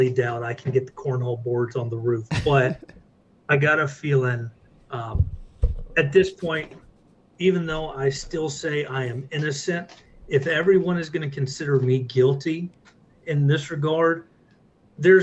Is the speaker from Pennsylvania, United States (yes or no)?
no; Texas, United States; me, being a Texan